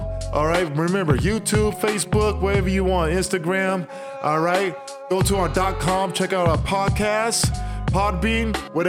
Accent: Oakland, California, United States; Go ahead, Golden State. I'm going to go to State. I'm from Oakland.

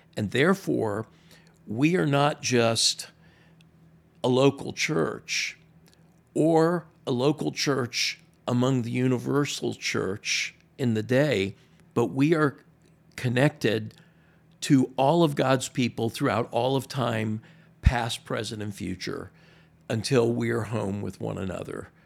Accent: Miami, Florida, United States; moved away as an adult; now in Maryland, United States; I'm from Miami, born and raised

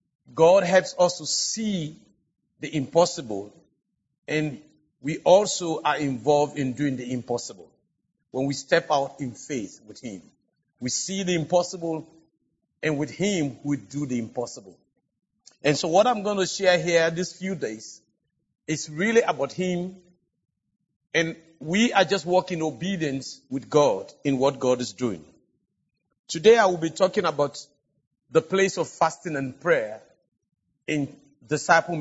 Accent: Sierra Leone; Because I come from Africa, and especially from West Africa

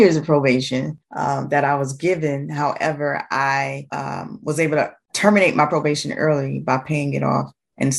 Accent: Jacksonville, Florida, United States; now in Atlantic Beach, United States; I am from Jacksonville, Florida. I currently live in Atlantic Beach, Florida

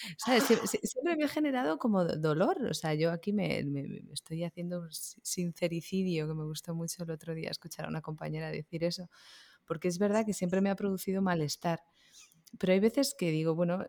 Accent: Barcelona, Catalonia, Spain; moved away as an adult; also born or lived in Girona; now in Madrid, Spain; yo soy de Barcelona, pero vivo en Madrid.

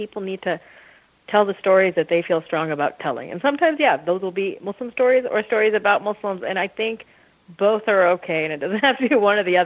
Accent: Rancho Cucamonga, California, United States; also born or lived in Canada; I was born in Canada, but then I moved when I was little to Rancho Cucamonga, California, which is about an hour east

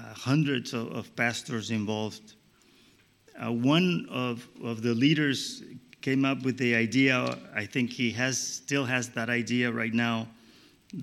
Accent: Colombia; I come from Colombia in South America

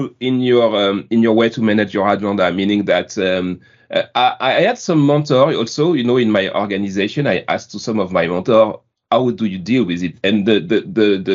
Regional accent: France; accent: French; English is a second language; my beautiful French accent

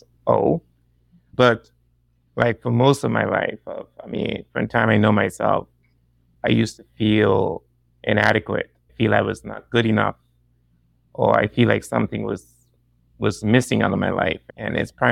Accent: Turks & Caicos Islands; also born or lived in Ohio, United States; I am from the Turks and Caicos Islands.

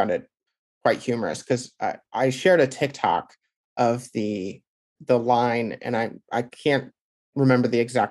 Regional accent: Midwest, United States; being a Midwesterner

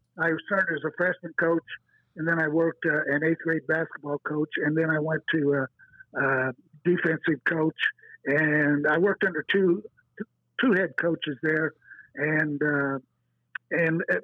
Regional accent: Terre Haute, Indiana, United States; also born or lived in Bridgeport; now in Terre Haute, United States; I was born and raised in Terre Haute.

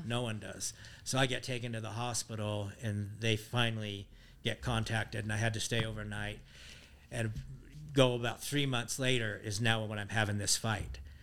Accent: Tooele, Utah, United States; also born or lived in Colorado Springs, Colorado; I was born in the Army Depot in Tooele

